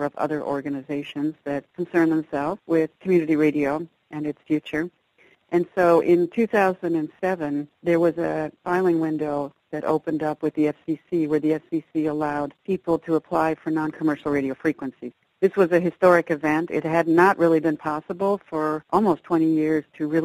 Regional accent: Ames, Iowa, United States; now in New York City, United States; I live in New York City normally for the last 30 years, but my hometown is Ames, Iowa.

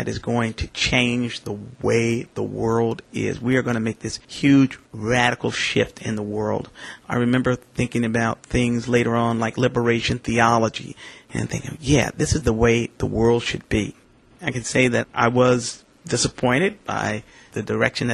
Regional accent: St. Louis, Missouri, United States; moved away as an adult; also born or lived in Minnesota; I grew up in St. Louis between 1950 and 1968

